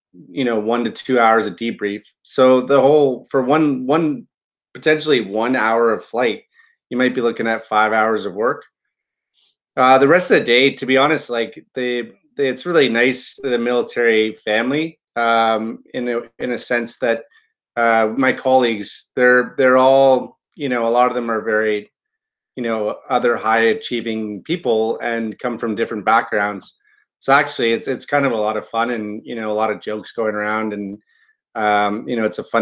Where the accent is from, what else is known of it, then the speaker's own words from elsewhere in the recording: Toronto, Ontario, Canada; moved away as an adult; also born or lived in Quebec / Moose Jaw, Saskatchewan; now in Cold Lake, Canada; So I grew up in Toronto, and then I went to school in Toronto